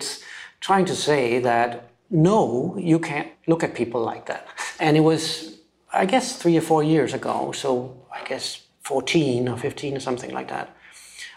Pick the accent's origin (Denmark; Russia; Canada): Denmark; moved away as an adult; also born or lived in Copenhagen, Denmark / London, United Kingdom; I am from Denmark originally, and I grew up on a small island south of Sweden, which has used to have 50,000, now it's got like 30,000 people living there.